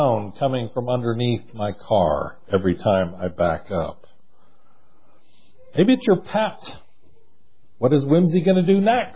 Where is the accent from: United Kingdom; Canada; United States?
United States; We are American Christians